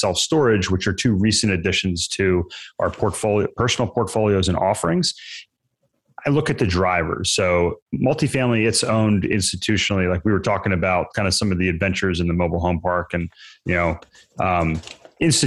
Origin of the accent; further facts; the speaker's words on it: Maryland, United States; moved away as an adult; also born or lived in Virginia; now in North Carolina, United States; So I grew up in Maryland, went to school in Virginia